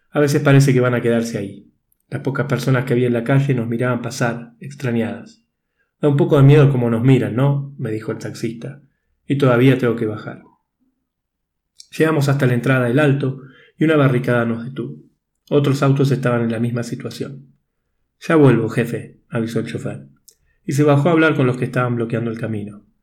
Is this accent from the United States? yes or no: no; Argentina; now in Bolivia; Soy argentino, desde enero vivo en Bolivia y tenía que viajar a Panamá por trabajo.